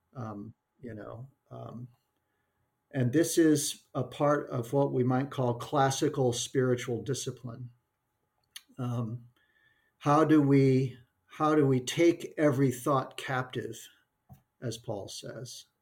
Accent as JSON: {"language": "English", "region": "the American West", "country": "United States", "tie": "born or raised there", "said": "That's a term I grew up with in the American West"}